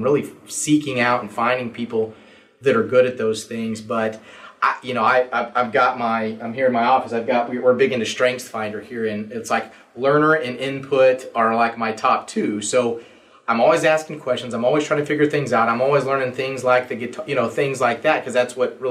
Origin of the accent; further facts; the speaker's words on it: Stillwater, Oklahoma, United States; I actually grew up here in Stillwater. So this is my hometown.